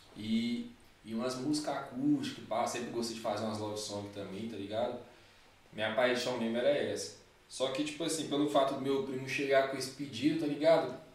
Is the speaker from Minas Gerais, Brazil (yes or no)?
yes; Belo Horizonte, Minas Gerais, Brazil; moved away as an adult; now in São Paulo, Brazil; Eu sou de BH mesmo